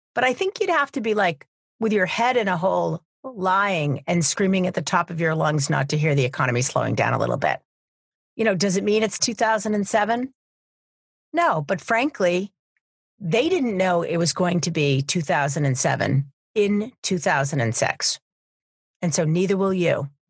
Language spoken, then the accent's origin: English; New Hampshire, United States; University of New Hampshire, here in my home state